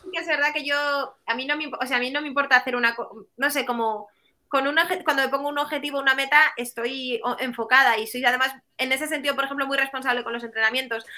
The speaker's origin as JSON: {"language": "Spanish", "town": "Bilbao", "region": "Basque Country", "country": "Spain", "said": "yo soy de Bilbao"}